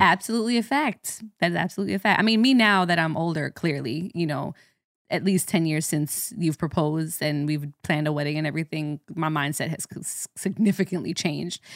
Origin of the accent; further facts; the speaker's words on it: Jamaica; as a Jamaican, we say, "What do is done?"